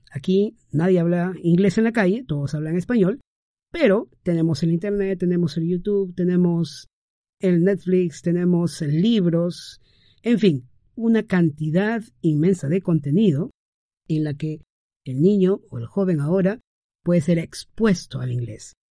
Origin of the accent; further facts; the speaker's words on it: Peru; mi esposa y yo somos eh, de aquí, peruanos